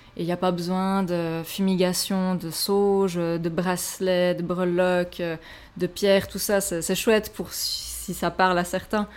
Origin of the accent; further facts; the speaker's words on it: Switzerland; chez nous, en Suisse